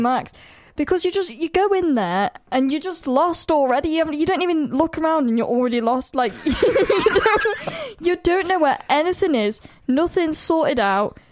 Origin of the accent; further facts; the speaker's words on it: United Kingdom; I'm from the Midlands and I say cow